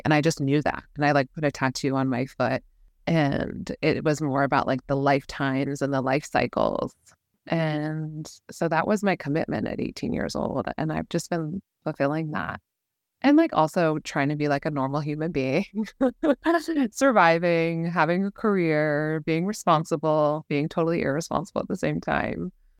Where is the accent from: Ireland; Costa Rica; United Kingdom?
United Kingdom; London; also born or lived in New York; So I was born in New York, grew up in London, and then we moved around a lot since then.